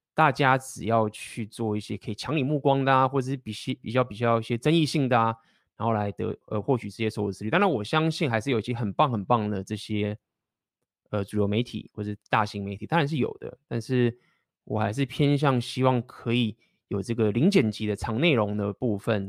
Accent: Taiwan; 我们台湾人已经很紧张

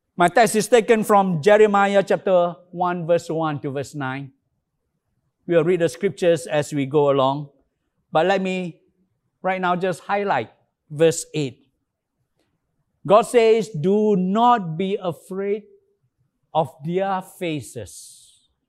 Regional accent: Alor Setar, Kedah, Malaysia; Alostar, my hometown

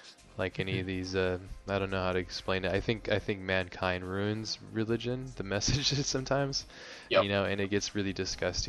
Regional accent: Hawaii, United States; I grew up in Hawaii

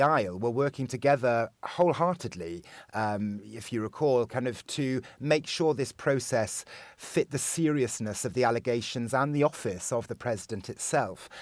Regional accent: Austria; I very much feel that I am a European um, more than I am an Austrian myself

